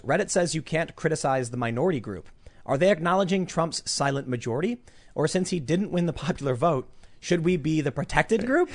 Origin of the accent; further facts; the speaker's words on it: Chicago, Illinois, United States; growing up in Chicago, very, uh, eclectic